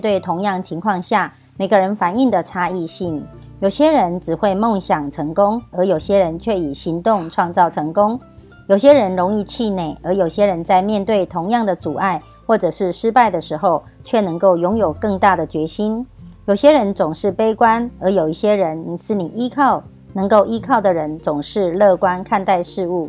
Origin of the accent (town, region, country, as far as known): Miaoli County, Taiwan